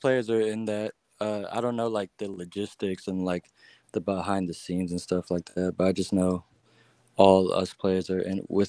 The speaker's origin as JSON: {"language": "English", "town": "Chicago", "region": "Illinois", "country": "United States", "tie": "born there", "also_born_or_lived": "Florida / Virginia", "lives_now": "Atlanta, United States", "said": "So I was born in Chicago, then I moved to Florida, and then I moved to Virginia, and then now I moved to Atlanta."}